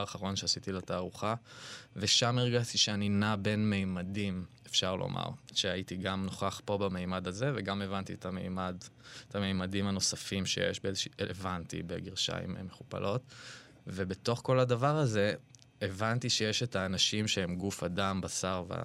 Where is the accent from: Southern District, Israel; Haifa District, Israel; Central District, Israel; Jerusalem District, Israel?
Central District, Israel; Ra'anana; אני בא ממשפחה קונפורמיסטית מאוד מאוד ברעננה